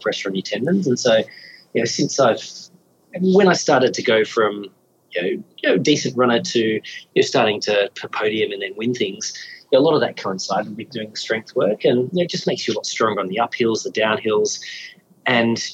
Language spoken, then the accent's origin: English; Australia; as an Australian